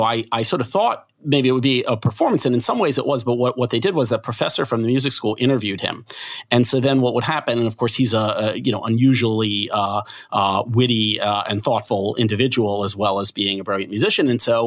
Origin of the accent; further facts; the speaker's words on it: Philadelphia, Pennsylvania, United States; I'm from Philadelphia, so you know, I grew up with a … in my bloodstream